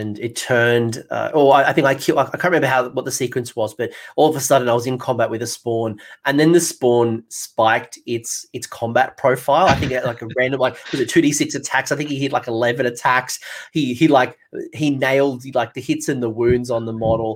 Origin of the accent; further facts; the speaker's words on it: Australia; accent: Australian; my Australian accent